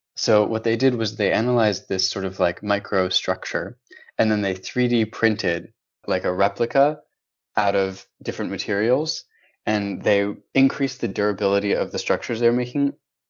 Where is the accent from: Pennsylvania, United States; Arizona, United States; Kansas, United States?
Arizona, United States; moved away; near where I grew up in Arizona